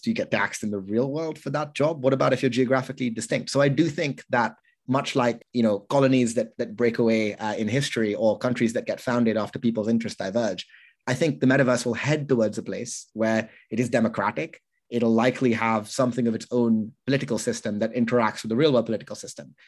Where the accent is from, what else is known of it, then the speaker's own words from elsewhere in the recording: United Kingdom; I'm unusually British